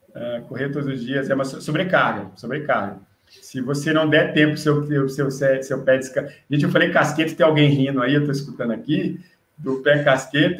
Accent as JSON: {"language": "Portuguese", "town": "Brasília", "region": "Federal District", "country": "Brazil", "said": "eu sou aqui de Brasília, em Brasília"}